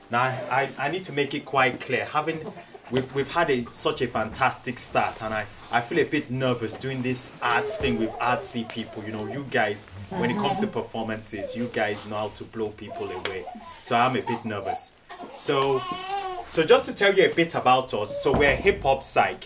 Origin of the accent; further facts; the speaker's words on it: Nigeria; moved away as an adult; also born or lived in Cambridge / Oxford / Cumbria; now in United Kingdom; I'm originally from Nigeria. I grew up in Nigeria